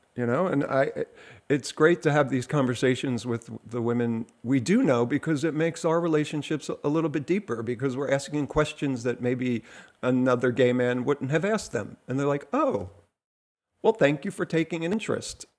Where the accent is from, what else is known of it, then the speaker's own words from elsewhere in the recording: New Jersey, United States; I'm from New Jersey